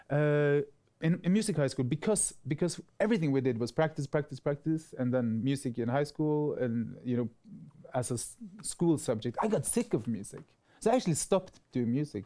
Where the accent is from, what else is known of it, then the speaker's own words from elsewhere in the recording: Bergen, Vestland, Norway; I grew up right outside of Bergen